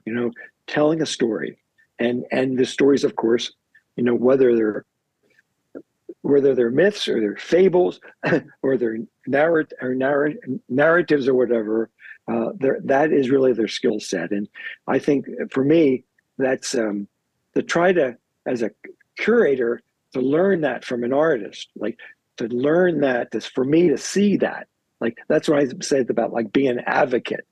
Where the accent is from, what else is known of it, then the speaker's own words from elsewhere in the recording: Baltimore, Maryland, United States; growing up in Baltimore